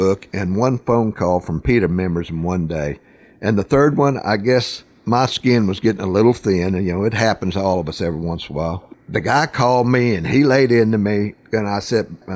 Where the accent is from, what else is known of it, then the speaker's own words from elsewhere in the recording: western Oklahoma, United States; I'm from farming country out in western Oklahoma. That's where I'm from.